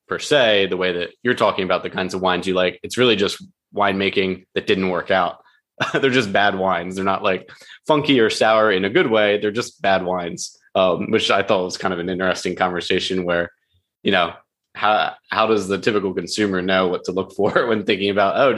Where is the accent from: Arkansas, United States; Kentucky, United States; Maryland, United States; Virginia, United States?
Maryland, United States; Union Bridge; also born or lived in Westminster, Maryland; I grew up in Westminster, Maryland, actually Union Bridge, Maryland